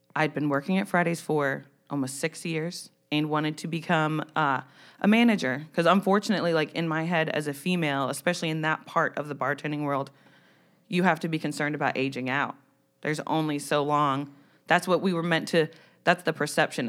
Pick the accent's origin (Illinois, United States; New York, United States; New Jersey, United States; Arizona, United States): New Jersey, United States; moved away; I'm from New Jersey